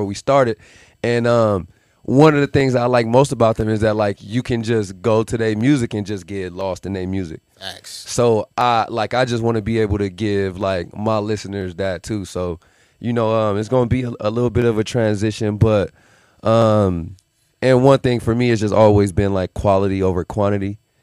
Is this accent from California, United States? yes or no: no; Las Vegas, Nevada, United States; also born or lived in Milwaukee, Wisconsin; So born there, and then I moved here to Vegas when I was 11